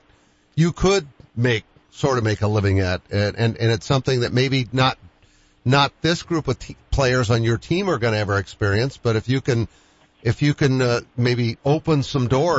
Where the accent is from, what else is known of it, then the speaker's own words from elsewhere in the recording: Boston, Massachusetts, United States; I'm a Bostonian, by the way. That's where I'm from